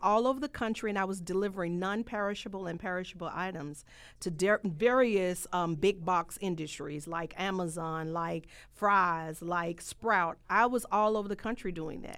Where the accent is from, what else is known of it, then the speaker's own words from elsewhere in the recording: Holly Springs, Mississippi, United States; moved away; I come from a rural area. I'm a country girl. I come from Mississippi, Hollis Springs